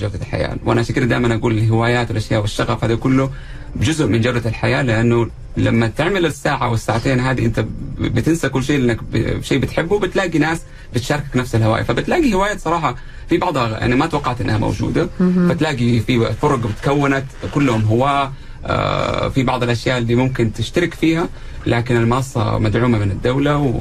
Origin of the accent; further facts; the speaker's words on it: Saudi Arabia; also born or lived in Jeddah; احنا عندنا في السعوديه